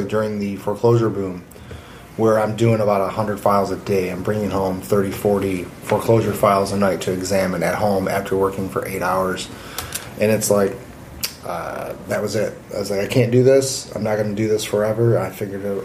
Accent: Westland, Michigan, United States; I grew up in Westland.

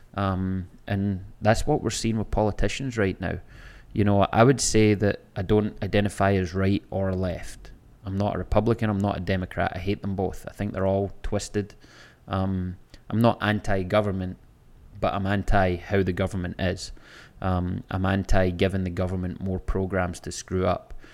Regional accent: Scotland, United Kingdom; moved away as an adult; now in Florida, United States; I can go to my hometown, I can go to the same bars and restaurants that I was going to twenty years ago when I lived there

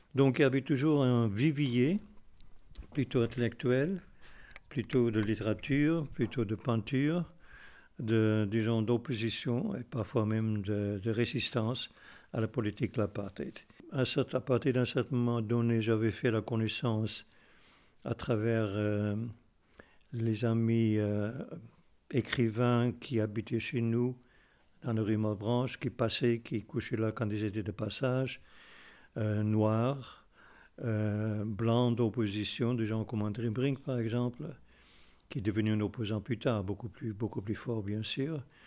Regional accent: South Africa; moved away as an adult; J'ai quitté l'Afrique du Sud euh, à peine 20 ans

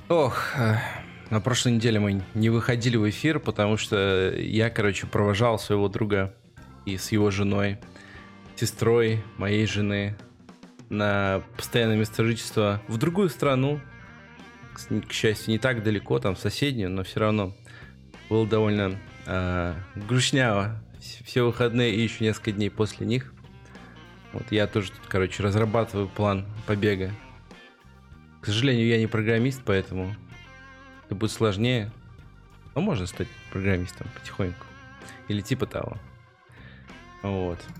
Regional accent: Maladzyechna, Minsk Region, Belarus; лыжню устро, устроили около моего родного города, короче, молодечной, тоже человек там под 20 задержали.

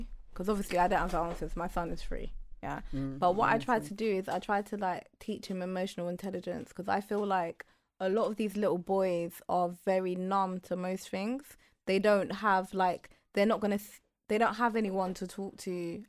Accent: Canada; Canada. Yeah. I'm from Canada.

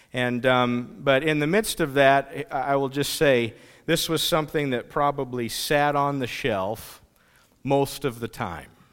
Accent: Pomeroy, United States; I grew up in the Pomeroy area

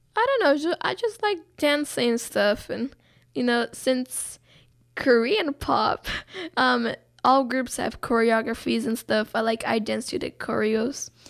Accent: Brazil; now in United States; I'm Brazilian. I'm not, like, I don't say that I'm white Brazilian, I just say I'm Brazilian

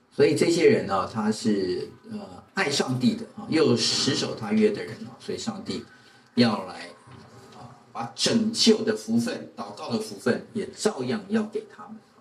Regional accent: Taiwan

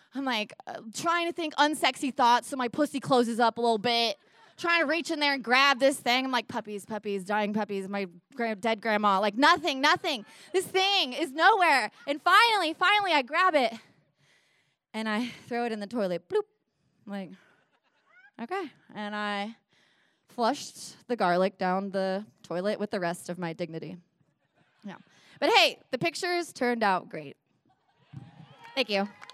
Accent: Nashville, Tennessee, United States; We're in my hometown of Nashville, Tennessee

